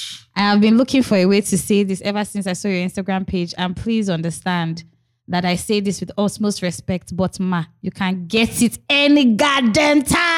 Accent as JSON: {"language": "English", "country": "Nigeria", "tie": "born or raised there", "said": "I can swear I have heard her name growing up in Nigeria, but I do not know where from."}